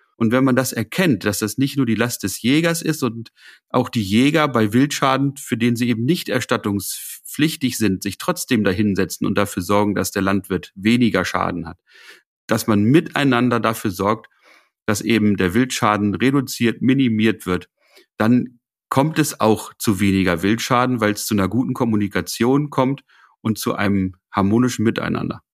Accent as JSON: {"language": "German", "region": "Lower Saxony", "country": "Germany", "said": "bei uns in Niedersachsen"}